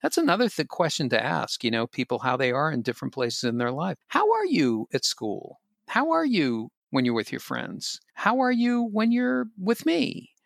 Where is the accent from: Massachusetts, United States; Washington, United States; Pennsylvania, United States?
Massachusetts, United States; Boston; I'm from Boston